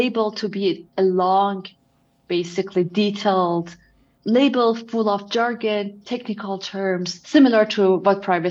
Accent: Iran; moved away as an adult; now in United States; I'm originally from Iran, and I was there till I was, I believe, 22 years old. So for the majority of my life, I was actually living in Iran.

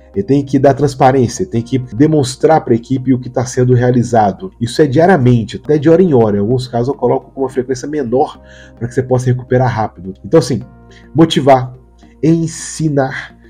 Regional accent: Minas Gerais, Brazil; Eu que sou mineiro

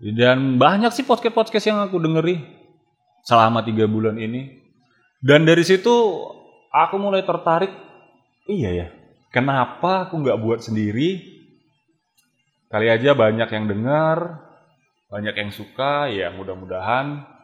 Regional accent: Medan, North Sumatra, Indonesia; asli dari Medan.

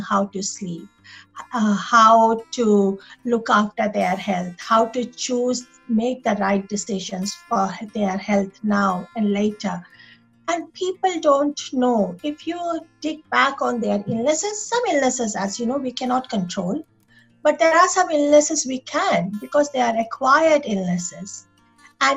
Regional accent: India; moved away as an adult; now in Sydney, Australia; I was born and raised in India. I come from a small group of island in southeast of India. So not from mainland of India.

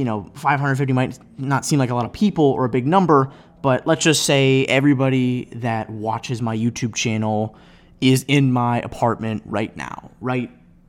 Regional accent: Cleveland, Ohio, United States; now in Chicago, United States; But I live in Chicago. I'm from Cleveland. Go Browns.

